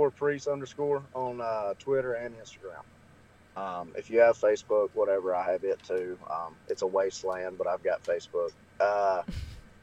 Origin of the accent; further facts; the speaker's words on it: Alabama, United States; I'm from Alabama, so we don't have a team and everybody's an Atlanta Braves fan